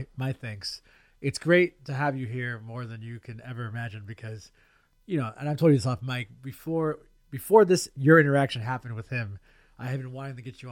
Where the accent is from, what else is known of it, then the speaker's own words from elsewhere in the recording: Stockton, California, United States; that's my hometown